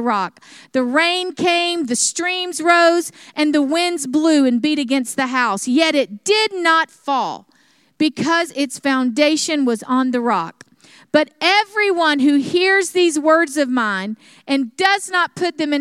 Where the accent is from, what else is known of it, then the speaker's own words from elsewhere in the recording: South Alabama, United States; moved away; where I grew up in South Alabama